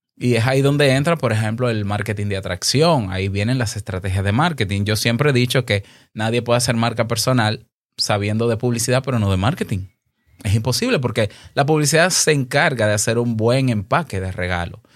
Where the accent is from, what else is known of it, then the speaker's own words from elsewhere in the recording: Dominican Republic; aquí en mi país, República Dominicana